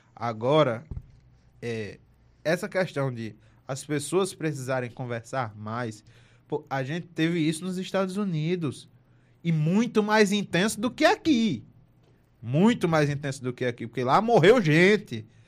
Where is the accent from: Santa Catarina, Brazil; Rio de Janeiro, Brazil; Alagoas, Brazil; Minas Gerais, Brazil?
Alagoas, Brazil; Delmiro Gouveia; Eu, eu não sou de Marcel, eu sou de Delmiro Gouveia. Eu sou do interior